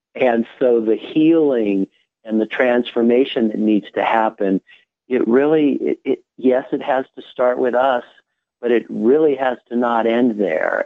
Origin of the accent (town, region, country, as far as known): United States